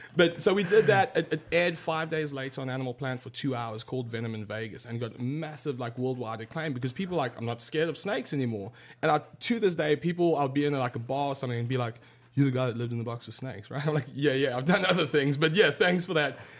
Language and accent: English; South Africa; I grew up in South Africa